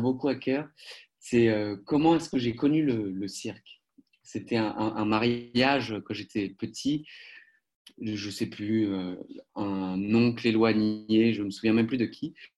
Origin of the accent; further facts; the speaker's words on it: Paris, Île-de-France, France; moved away as an adult; also born or lived in Poitiers; now in Germany; j'ai grandi euh, à Paris jusqu'à mes 20 ans